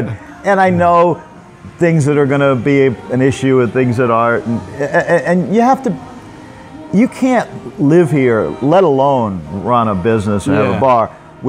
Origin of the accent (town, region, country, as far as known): United States; moved away as an adult; now in Pattaya, Thailand